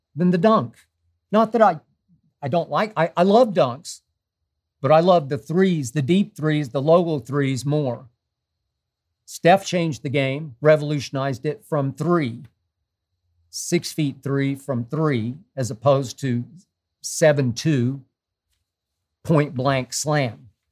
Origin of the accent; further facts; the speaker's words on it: Oklahoma City, Oklahoma, United States; moved away; I'm originally from Oklahoma City.